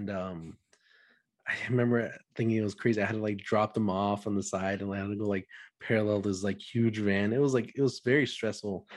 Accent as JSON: {"language": "English", "town": "Dallas", "region": "Texas", "country": "United States", "said": "I'm from Dallas, Texas."}